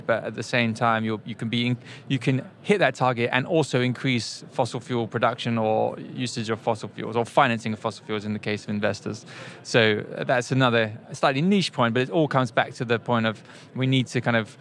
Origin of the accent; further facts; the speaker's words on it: United Kingdom; as a Brit